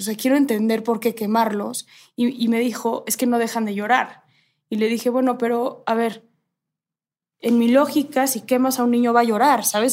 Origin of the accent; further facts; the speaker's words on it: Mexico; mi país